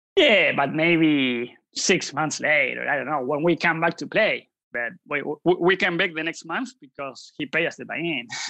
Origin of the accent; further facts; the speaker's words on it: Buenos Aires, Argentina; I'm from Buenos Aires, Argentina.